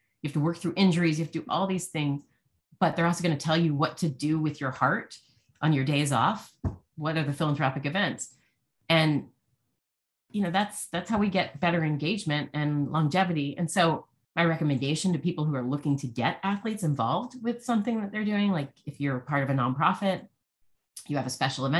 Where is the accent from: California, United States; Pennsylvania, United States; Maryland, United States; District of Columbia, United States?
District of Columbia, United States; Washington; I grew up in Washington, D.C.